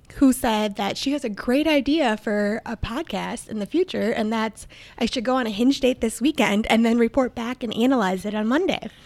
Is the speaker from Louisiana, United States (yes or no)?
no; Minnesota, United States; accent: Minnesotan; my Minnesotan accent